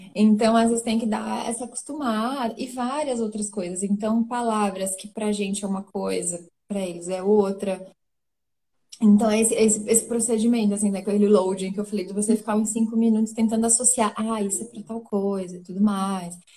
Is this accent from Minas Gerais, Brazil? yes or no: no; São Paulo, Brazil; moved away as an adult; now in Cascais, Portugal; eu tenho 30 anos, eu venho de São Paulo